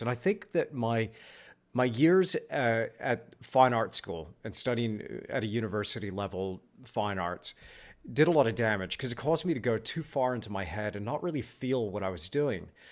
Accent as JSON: {"language": "English", "region": "Texas", "country": "United States", "said": "I'm from Texas"}